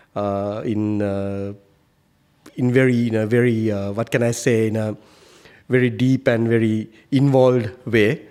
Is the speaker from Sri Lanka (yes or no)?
yes; Sri Lanka; moved away as an adult; now in Qatar; I come from Sri Lanka